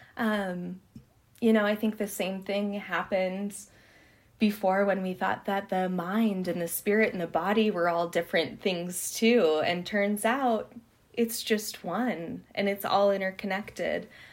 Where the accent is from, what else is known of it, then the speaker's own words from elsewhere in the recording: Havre, Montana, United States; I grew up in Haver, Montana. I'm very much of the prairie